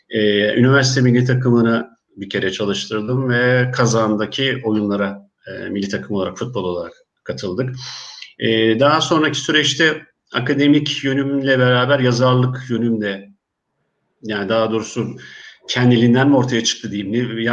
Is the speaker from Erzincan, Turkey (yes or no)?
yes; Erzincan, Turkey; born there; also born or lived in Istanbul; Ee, ben 1964 Erzincan doğumluyum. Ee, İstanbul'da Etiler Lisesi ve Marmara e, Üniversitesi Beden Eğitimi Spor Yüksek Okulu'nu bitirdim.